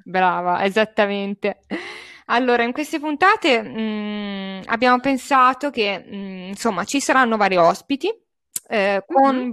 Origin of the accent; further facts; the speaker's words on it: Bolzano, Trentino-Alto Adige, Italy; now in Cecina, Italy; vivo a Cecina in Toscana, ma di origine sono di Bolzano, quindi parlo anche tedesco perché siamo una città bilingue